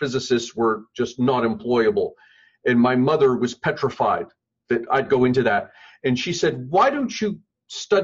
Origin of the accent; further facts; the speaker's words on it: Montoursville, Pennsylvania, United States; moved away; I grew up in north central Pennsylvania, middle of nowhere. Actually, Montoursville, which is the home of the Little League World Series.